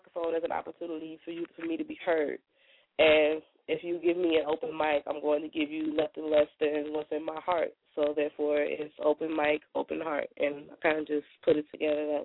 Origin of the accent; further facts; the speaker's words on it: Milwaukee, Wisconsin, United States; also born or lived in Chicago, Illinois; I was born in Chicago, raised in Milwaukee